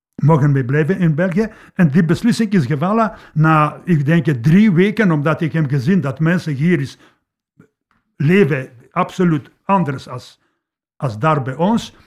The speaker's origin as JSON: {"language": "Dutch", "country": "Poland", "tie": "born or raised there", "second_language": "Dutch", "moved": "as an adult", "lives_now": "Leopoldsburg, Belgium", "said": "ik ben geboren in Polen, tot 31 jaar heb ik daar gewoond."}